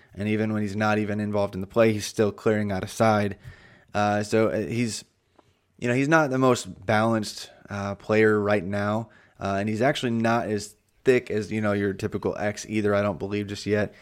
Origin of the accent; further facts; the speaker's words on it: Indiana, United States; now in Tennessee, United States; I'm from Indiana